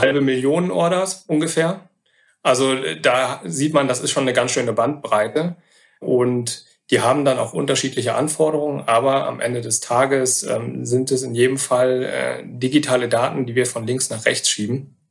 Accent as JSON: {"language": "German", "town": "Wolfsburg", "region": "Lower Saxony", "country": "Germany", "tie": "born or raised there", "also_born_or_lived": "Oldenburg / Gütersloh / Cologne / Hamburg", "moved": "as an adult", "said": "gebürtig aus Wolfsburg, äh, dann äh, studiert in Oldenburg"}